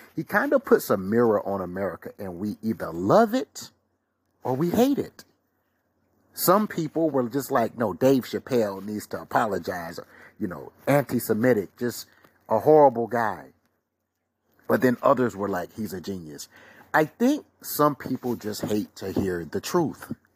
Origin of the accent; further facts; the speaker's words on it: the South, United States; I'm a Southern guy